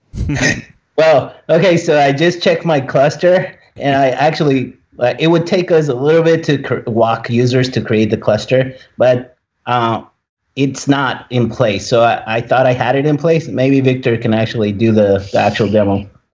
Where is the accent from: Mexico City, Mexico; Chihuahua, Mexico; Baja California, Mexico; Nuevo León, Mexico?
Baja California, Mexico; Tijuana; moved away; I was born in Tijuana